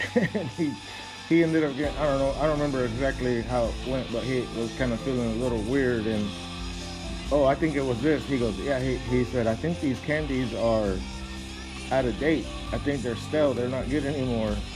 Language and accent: English; Texas, United States; We're from Texas, the fucking flatlands, the land of the Comanches.